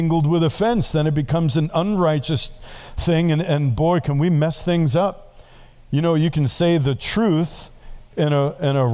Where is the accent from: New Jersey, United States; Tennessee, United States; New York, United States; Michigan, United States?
New York, United States; now I'm from New York